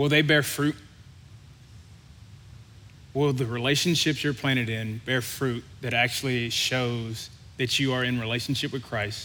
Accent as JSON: {"language": "English", "region": "Louisiana", "country": "United States", "tie": "born or raised there", "said": "I grew up in Louisiana"}